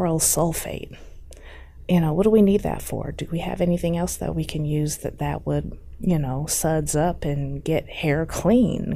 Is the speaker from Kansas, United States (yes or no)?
no; Omaha, Nebraska, United States; I am originally from Omaha, Nebraska